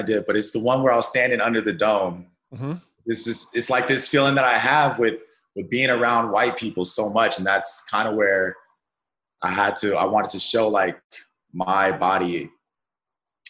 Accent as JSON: {"language": "English", "town": "Colorado Springs", "region": "Colorado", "country": "United States", "tie": "born or raised there", "also_born_or_lived": "Pomona, California", "said": "Well, I was born in California, in Pomona. I don't know the California too well, because I grew up in Colorado Springs."}